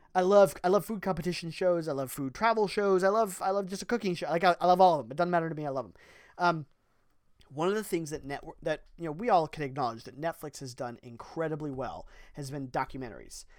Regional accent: Ohio, United States; we're from Ohio

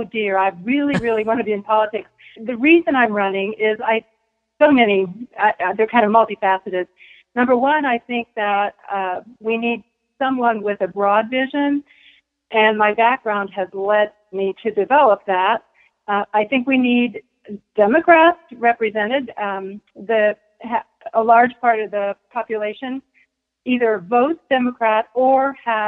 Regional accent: United States; also born or lived in Texas; I was born actually in Texas, but I've been raised here all my life. So a lifelong Henry County resident.

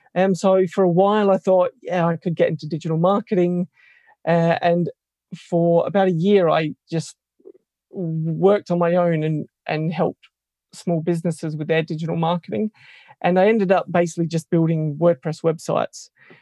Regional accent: Australia; moved away as an adult; now in United Kingdom; Yeah, so I suppose location-wise, I come from Australia originally and have moved to the UK about 3 years ago.

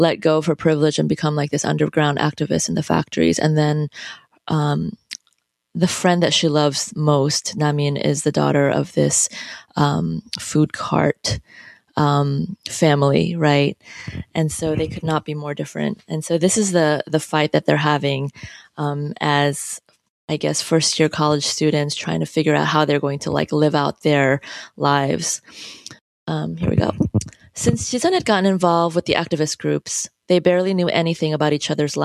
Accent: United States; also born or lived in South Korea; I'm Korean American, I consider myself to be bicultural

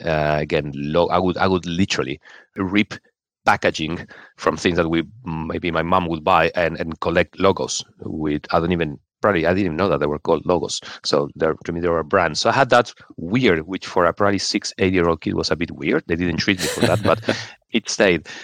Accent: Argentina; moved away as an adult; also born or lived in Venezuela / Brazil / Chile; now in London, United Kingdom; I grew up, I'm originally from Argentina

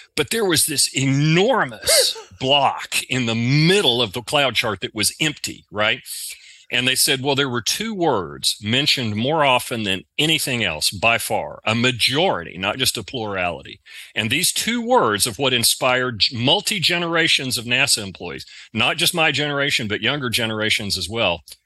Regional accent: the South, United States; accent: southern; my southern accent

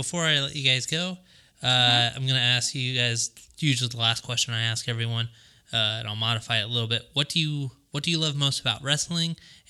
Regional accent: Long Beach, California, United States; I'm from Long Beach, born and raised.

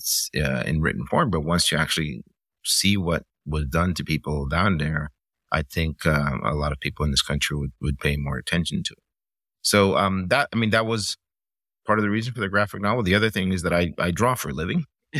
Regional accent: Miami, Florida, United States; also born or lived in Cuba; it's sort of from the time that I left, and I grew up in Miami in the 80s, I kept processing these images, like, why did we leave?

